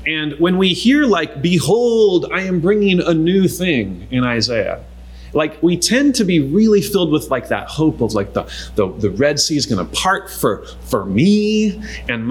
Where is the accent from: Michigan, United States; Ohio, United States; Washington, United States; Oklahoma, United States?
Washington, United States; Eastern; We grew up in Eastern Washington